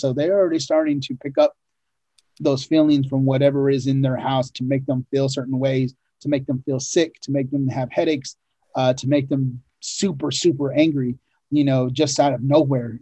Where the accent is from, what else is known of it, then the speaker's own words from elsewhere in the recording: Oregon, United States; growing up in Oregon, you know, we lived in a ranch way up in the mountains